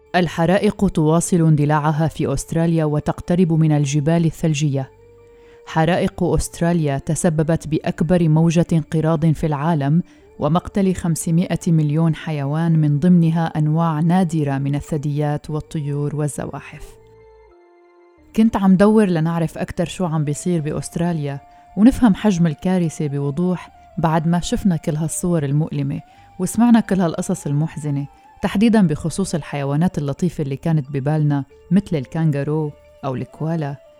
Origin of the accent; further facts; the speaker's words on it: Syria; نحن السوريين